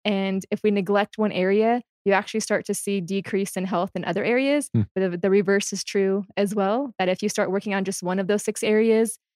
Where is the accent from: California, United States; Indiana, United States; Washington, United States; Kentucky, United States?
Washington, United States; moved away as an adult; also born or lived in Delaware / Maryland / Louisiana; now in Utah, United States; I'm from Washington State.